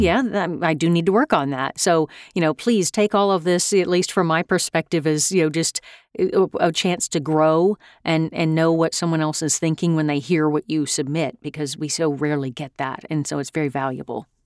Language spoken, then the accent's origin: English; United States; as an American